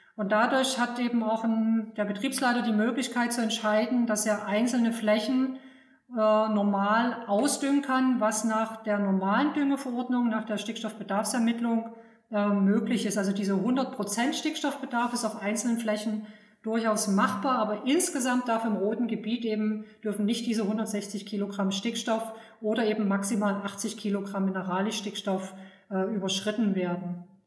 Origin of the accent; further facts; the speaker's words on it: Saxony, Germany; moved away as an adult; also born or lived in Berlin / Brandenburg; bin aufgewachsen in Sachsen